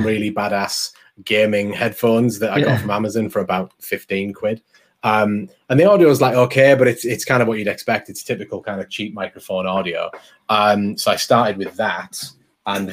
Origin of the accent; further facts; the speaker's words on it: England, United Kingdom; I'm English and I'm a bit fast and mumbly